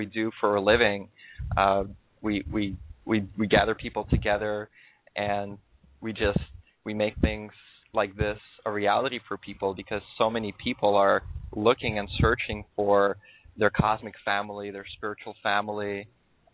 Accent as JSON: {"language": "English", "town": "New York City", "region": "New York", "country": "United States", "tie": "born or raised there", "also_born_or_lived": "Russia", "moved": "as an adult", "lives_now": "Southern California, United States", "said": "I was born in Russia, and then I moved to New York City when I was 8 years old."}